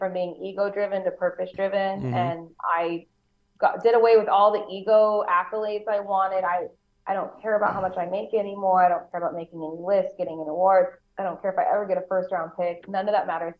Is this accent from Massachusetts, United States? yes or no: no; Phoenix, Arizona, United States; also born or lived in Los Angeles / Orange County / San Diego; now in Las Vegas, United States; I grew up in Phoenix